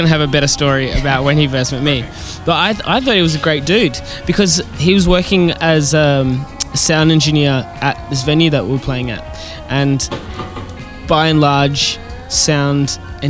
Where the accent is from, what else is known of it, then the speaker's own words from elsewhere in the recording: Perth, Western Australia, Australia; Perth, Western Australia.